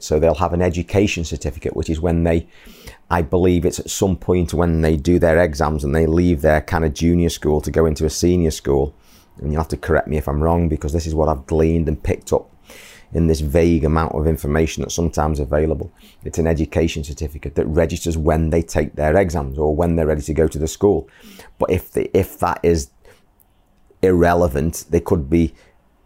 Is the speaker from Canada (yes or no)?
no; England, United Kingdom; moved away as an adult; now in Bangladesh; my hometown in the UK